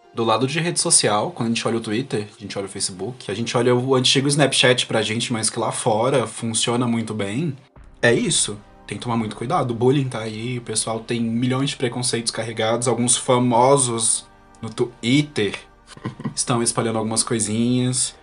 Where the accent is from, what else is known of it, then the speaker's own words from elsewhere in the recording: Brasília, Federal District, Brazil; also born or lived in Unaí / Paracatu; Morando em Brasília, que eu tô morando aqui há anos, eu sou de Brasília